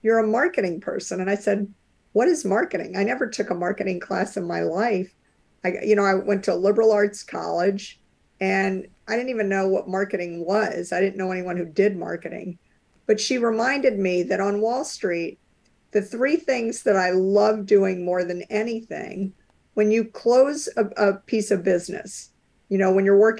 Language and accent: English; New Orleans, Louisiana, United States; now in Cambridge, Massachusetts, United States; I grew up in New Orleans, Louisiana